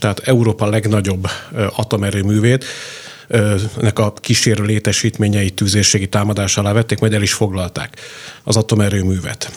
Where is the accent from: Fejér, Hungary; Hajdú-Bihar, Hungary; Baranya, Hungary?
Baranya, Hungary; Pécs; én pécsiként